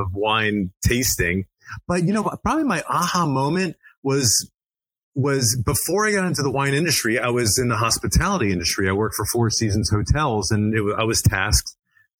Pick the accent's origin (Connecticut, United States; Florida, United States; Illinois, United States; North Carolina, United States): Florida, United States; Miami; I'm of Greek descent, born and raised in Miami, Florida